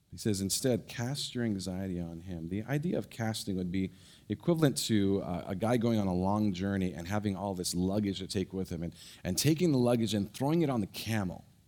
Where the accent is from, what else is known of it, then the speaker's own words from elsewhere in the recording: San Francisco Bay Area, California, United States; moved away; I grew up in the Bay Area, San Francisco Bay Area